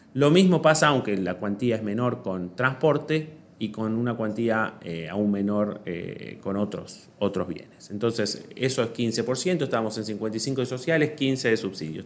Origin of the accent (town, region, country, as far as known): Argentina